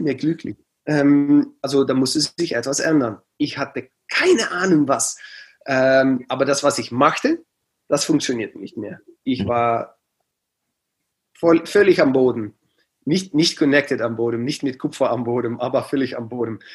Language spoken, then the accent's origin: German; near Aachen, Limburg, Netherlands; German is a second language; ich bin geboren ganz in der Nähe von Aachen, also ähm, das war ja, 10, 15 Minuten von Aachen.